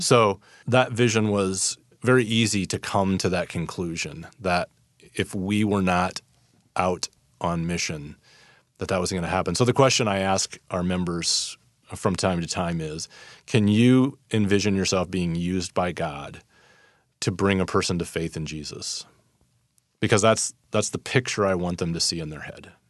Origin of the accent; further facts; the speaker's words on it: Fort Wayne, Indiana, United States; moved away as an adult; also born or lived in Council Bluffs, Iowa / Saint Louis, Missouri; now in San Francisco, United States; I grew up in Fort Wayne, Indiana